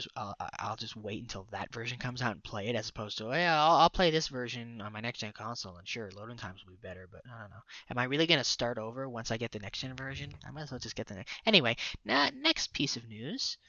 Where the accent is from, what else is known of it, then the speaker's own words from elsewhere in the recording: Canada; we are Canadian.